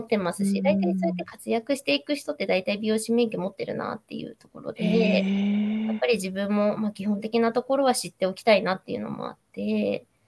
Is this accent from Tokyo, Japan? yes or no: no; Nagoya, Aichi, Japan; accent: Nagoya dialect; 名古屋弁がちょこちょこ出るかもしれな